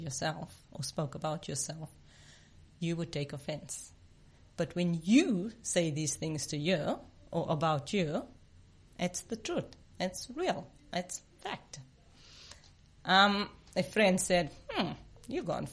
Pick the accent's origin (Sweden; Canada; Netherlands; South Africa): South Africa; I grew up in apartheid South Africa. Being an Indian woman meant I was less than